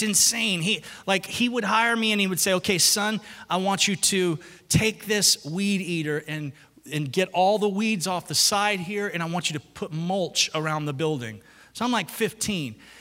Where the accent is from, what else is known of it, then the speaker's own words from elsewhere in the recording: the South, United States; I'm from the South.